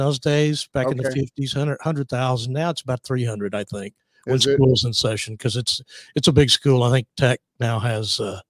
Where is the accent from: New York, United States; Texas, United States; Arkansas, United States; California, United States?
Texas, United States; Lubbock; Well, I was born in Lubbock, Texas. For people who don't know, that's the home of Texas Tech University, home